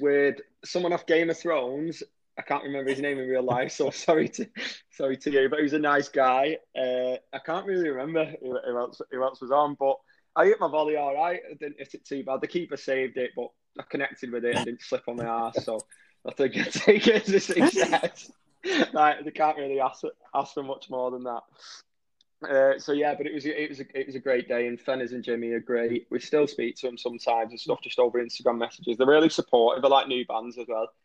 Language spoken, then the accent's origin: English; Warrington, North West England, United Kingdom; I was born in Warrington, which is a town, if you don't know, right in between Manchester and Liverpool, and that's where we live now.